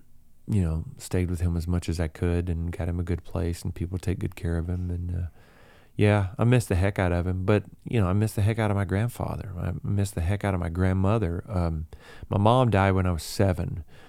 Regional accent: the South, United States; we're all from the South. We have that same Southern sensibility and that Southern wit and that laid back sort of style.

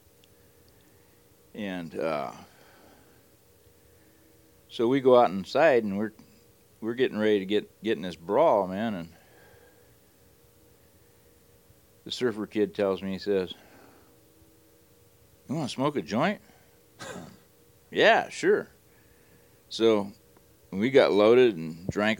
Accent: Hawthorne, California, United States; I grew up in Hawthorne

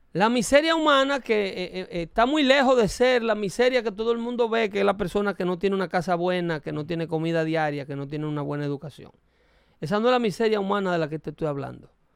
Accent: Dominican Republic; now in United States; soy dominicano

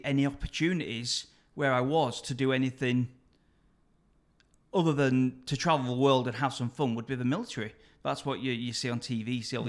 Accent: north of Manchester, just past Preston, North West England, United Kingdom; moved away as an adult; I grew up a little bit further north.

